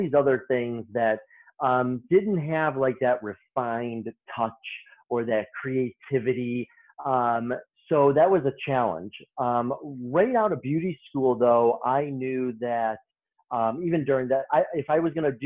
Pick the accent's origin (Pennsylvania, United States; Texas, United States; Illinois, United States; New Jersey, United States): Illinois, United States; Chicago; I started off in a salon in my hometown of Chicago in the south suburbs.